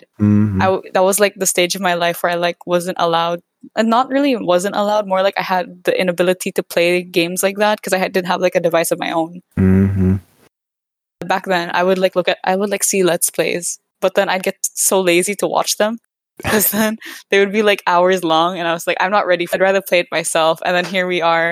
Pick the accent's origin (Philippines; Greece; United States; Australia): Philippines; I'm from the Philippines.